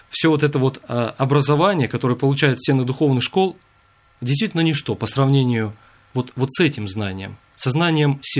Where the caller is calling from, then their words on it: Kirovsk, Murmansk Oblast, Russia; Я звоню из Мурманской области, города Кировска